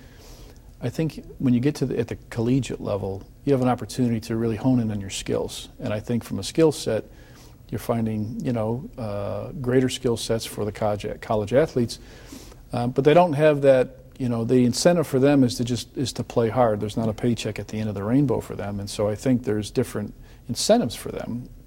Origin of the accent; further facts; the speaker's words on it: Chicago, Illinois, United States; moved away; when I was from Chicago, and I had the coach come to our high school